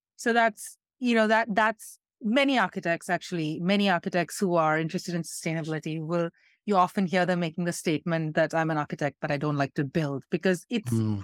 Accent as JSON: {"language": "English", "country": "India", "said": "I'm coming from India where this is quite, we, we have really serious problems here"}